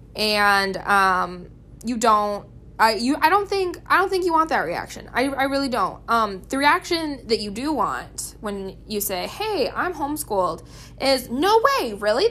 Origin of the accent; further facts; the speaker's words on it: Gettysburg, South Dakota, United States; I grew up in Gettysburg, South Dakota.